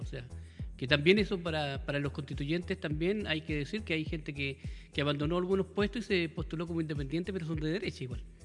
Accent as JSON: {"language": "Spanish", "region": "Valparaíso", "country": "Chile", "said": "yo soy porteño"}